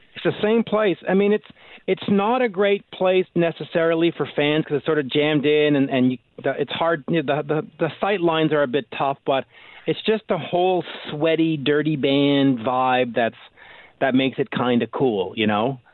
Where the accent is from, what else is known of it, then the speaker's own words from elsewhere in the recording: Canada; as a Canadian myself